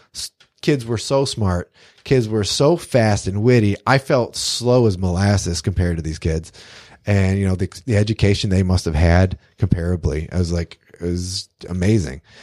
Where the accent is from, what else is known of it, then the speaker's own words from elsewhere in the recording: Detroit, Michigan, United States; growing up in Detroit